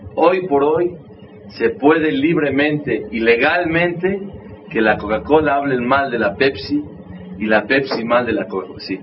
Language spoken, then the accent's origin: Spanish; Mexico; también soy mexicano, crecimos en un ambiente